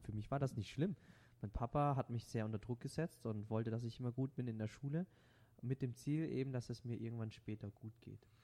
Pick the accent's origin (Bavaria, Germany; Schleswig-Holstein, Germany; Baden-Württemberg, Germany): Baden-Württemberg, Germany; first language Vietnamese; German is a second language; now in Ladenburg, Germany; ich habe tatsächlich, bis ich drei Jahre bin, kein Wort Deutsch gesprochen